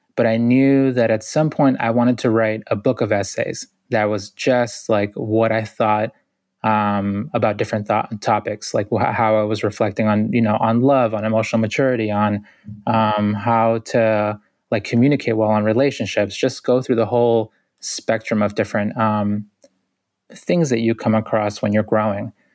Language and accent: English; Boston, Massachusetts, United States; I grew up in Boston, which is a city of six hundred thousand